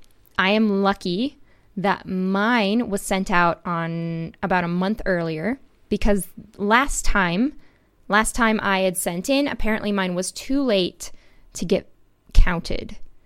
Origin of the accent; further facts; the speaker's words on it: Wisconsin, United States; born there; Yeah, I was born in Wisconsin. I had beautiful years looking at cows.